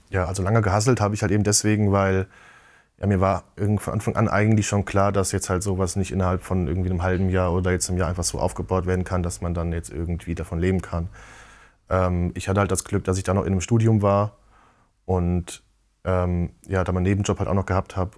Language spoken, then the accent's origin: German; Giessen, Hesse, Germany; in so einem Spielwarengeschäft bei uns in Gießen